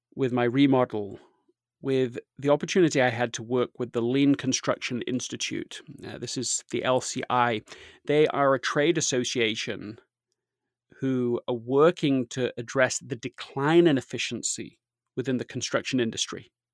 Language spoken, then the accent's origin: English; Leeds, Yorkshire and the Humber, United Kingdom; I grew up in Leeds, England